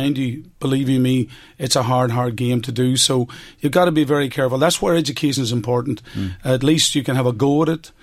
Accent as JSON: {"language": "English", "town": "Omagh", "region": "Northern Ireland", "country": "United Kingdom", "tie": "born or raised there", "said": "my hometown of Omagh"}